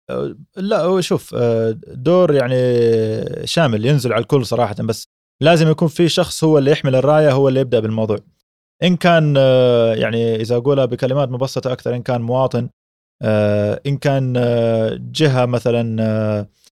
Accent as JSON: {"language": "Arabic", "town": "Mecca", "region": "Makkah Province", "country": "Saudi Arabia", "lives_now": "Jeddah, Saudi Arabia", "said": "أنا من مكة ومن سكان جدة"}